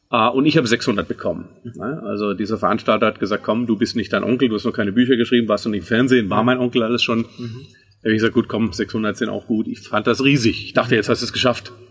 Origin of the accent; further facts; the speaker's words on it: Baden-Württemberg, Germany; Auf der anderen Seite bin ich aber im Schwabeländle groß geworden, bin also ein waschechter Schwab.